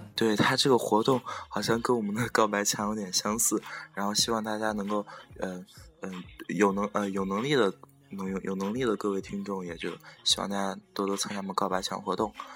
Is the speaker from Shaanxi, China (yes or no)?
yes; Xi'an, Shaanxi, China; 我现在待的是我的老家，我这个住在十三朝古都西安